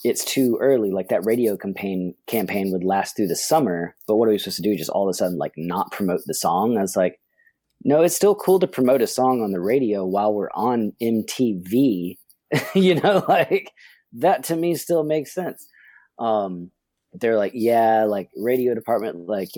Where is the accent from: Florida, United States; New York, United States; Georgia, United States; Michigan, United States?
Georgia, United States; Atlanta; We're from Atlanta